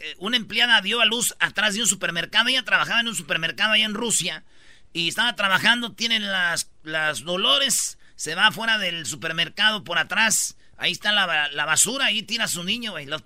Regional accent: Mexico; Y como muchos mexicanos que hemos aportado al país en Michoacán, eh, buen jale, Choco.

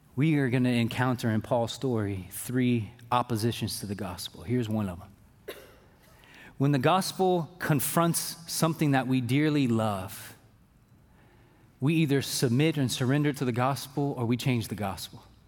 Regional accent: Fairfield, United States; I'm from Fairfield

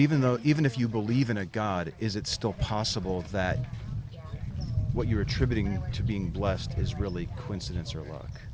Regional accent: Chicago Heights, Illinois, United States; now in Texas, United States; I grew up in Chicago Heights

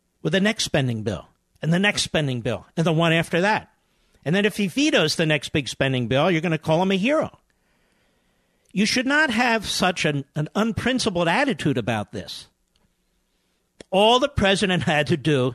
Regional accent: Northeast, United States; I was born in the Northeast myself

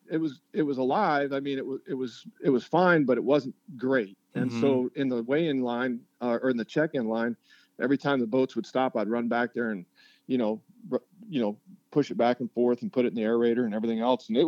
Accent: Wyoming, United States; my childhood best friend growing up in Wyoming lives in Columbia, South Carolina.

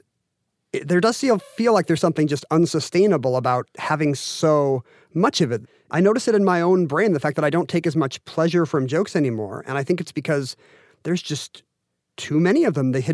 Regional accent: Seattle, Washington, United States; the University of Washington in my hometown

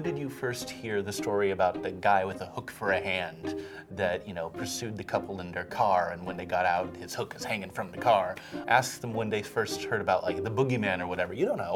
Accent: Portland, Oregon, United States; I'm from Portland

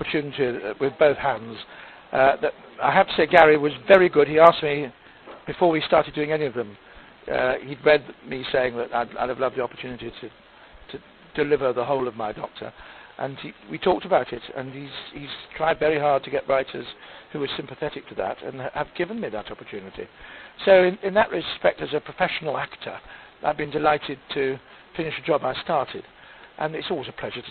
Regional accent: Manchester, North West England, United Kingdom; I come from Manchester, like him, but we weren't allowed to talk posh in the 1980s.

